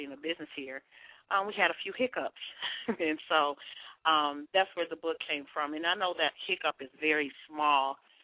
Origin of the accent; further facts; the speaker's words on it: Detroit, Michigan, United States; moved away as an adult; also born or lived in Atlanta area; now in Atlanta, United States; I'm from Detroit, from Motortown, from Motor City.